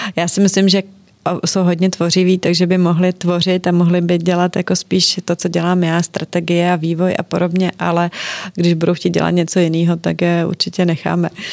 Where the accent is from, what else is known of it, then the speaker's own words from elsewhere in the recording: Czechia; v Čechách my nejsme Italová ani Francouzi